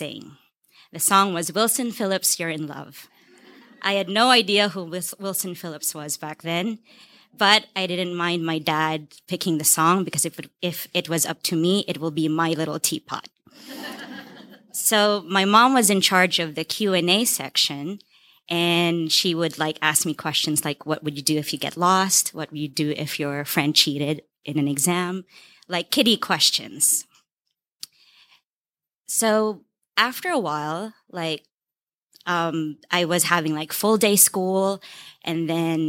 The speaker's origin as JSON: {"language": "English", "country": "Philippines", "said": "I'm from the Philippines, and the country has a fascination with beauty pageants"}